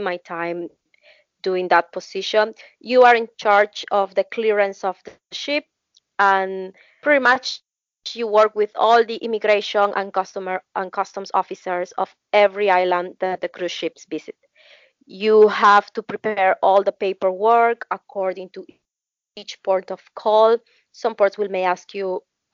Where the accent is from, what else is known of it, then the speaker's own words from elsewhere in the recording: Peru; I'm from Peru and work for Royal Caribbean International.